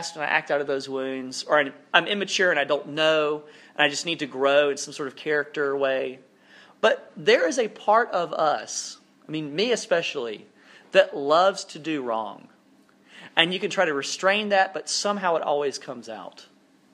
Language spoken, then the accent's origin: English; South Alabama, United States; now in North Carolina, United States; I grew up in South Alabama, which is a little bit more rural than this, but parts of North Carolina feel like the place where I grew up.